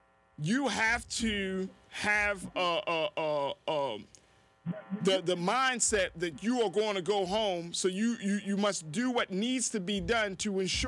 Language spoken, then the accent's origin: English; Baltimore, Maryland, United States; It's like you go to other parts of the state, you're like, I'm from Baltimore City.